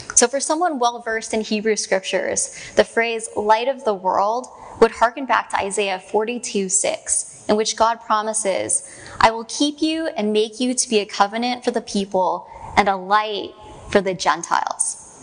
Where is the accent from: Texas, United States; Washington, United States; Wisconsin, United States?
Washington, United States; Mill Creek; I'm actually from here, just down the street, like just down on 164th in Mill Creek